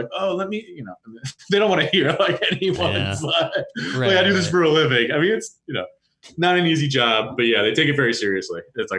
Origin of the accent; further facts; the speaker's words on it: Maplewood, New Jersey, United States; also born or lived in Long Island, New York; now in Berkeley, United States; My family's from Long Island, but I moved to New Jersey when I was three